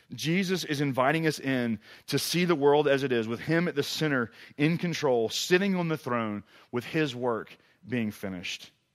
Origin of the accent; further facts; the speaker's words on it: Mississippi, United States; moved away as an adult; also born or lived in Tuscaloosa, Alabama / Oxford, Mississippi; now in East Tennessee, United States; I grew up in Mississippi